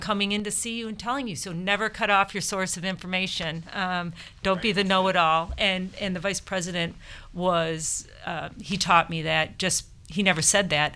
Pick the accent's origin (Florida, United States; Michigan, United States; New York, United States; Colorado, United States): Michigan, United States; I grew up in Michigan